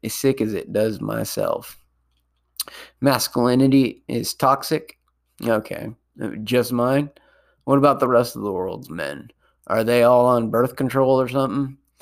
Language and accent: English; Sonoma County, California, United States; my hometown